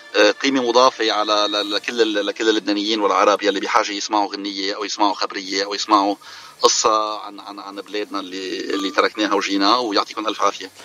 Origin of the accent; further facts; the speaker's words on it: Maghdouche, South Governorate, Lebanon; moved away as an adult; now in Arizona, United States; انا من لبنان من ضيعه اسمها مغدوشه بجنوب لبنان